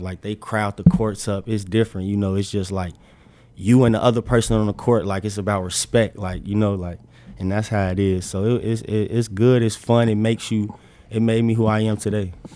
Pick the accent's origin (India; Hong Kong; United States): United States; Chicago, Illinois; moved away as an adult; also born or lived in Arizona; now in Nebraska, United States; where I'm from, I'm from Chicago